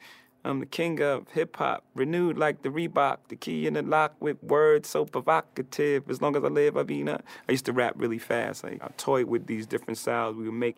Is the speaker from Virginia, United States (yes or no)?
no; Brooklyn, New York, United States; Wherever you grow up, it's your root, right? It's everything you are. I'm a kid from Marcy Projects from Brooklyn, so it made me exactly who I am.